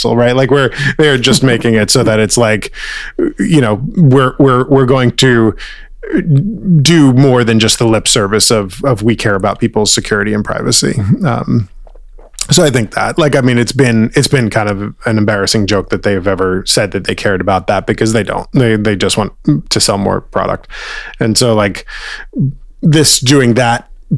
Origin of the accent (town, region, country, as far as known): United States